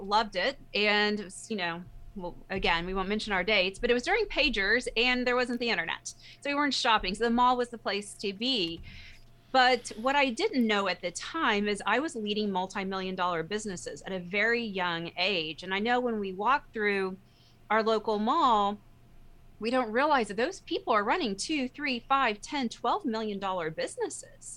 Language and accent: English; Texas, United States; I'm a Texan